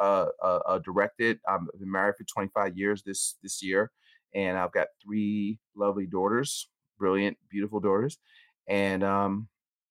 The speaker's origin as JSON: {"language": "English", "town": "Philadelphia", "region": "Pennsylvania", "country": "United States", "tie": "born or raised there", "said": "We owned a supermarket growing up in North Philly. So I'm from Philadelphia."}